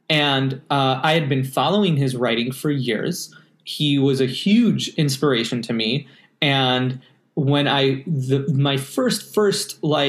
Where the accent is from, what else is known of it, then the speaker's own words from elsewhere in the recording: United States; also born or lived in Montreal, Canada; now in New York, United States; as an American living in Canada